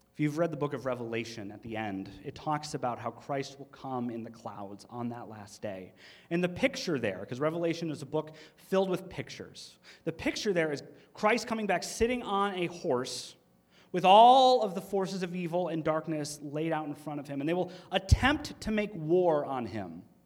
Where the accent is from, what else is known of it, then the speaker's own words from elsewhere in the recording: Michigan, United States; They don't they don't talk like we do in Michigan. They think we have an accent